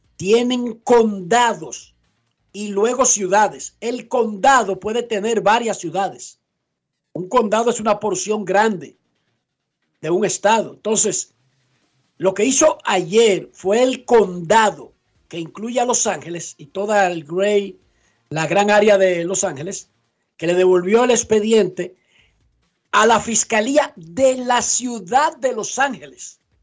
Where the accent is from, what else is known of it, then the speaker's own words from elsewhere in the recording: Dominican Republic; Nosotros en República Dominicana